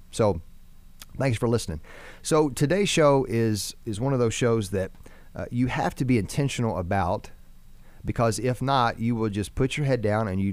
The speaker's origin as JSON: {"language": "English", "country": "United States", "said": "as American Christians"}